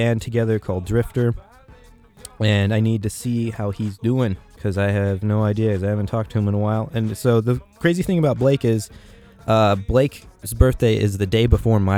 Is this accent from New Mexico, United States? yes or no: yes; Albuquerque, New Mexico, United States; growing up in Albuquerque, like, you know, we have a mountain